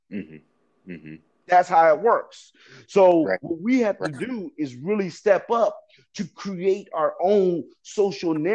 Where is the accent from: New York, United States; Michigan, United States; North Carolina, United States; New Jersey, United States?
Michigan, United States; Detroit; I'm from Detroit. I graduated from Renaissance